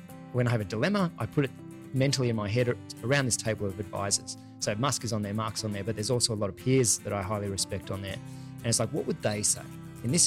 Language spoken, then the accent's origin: English; Sydney, New South Wales, Australia; also born or lived in Taree, Australia / New York, United States / Los Angeles, United States; spent most of my life actually growing up in Sydney